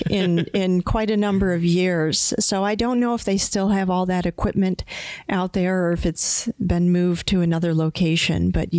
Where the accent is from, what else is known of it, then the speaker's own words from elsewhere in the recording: Pennsylvania, United States; I'm originally from Pennsylvania.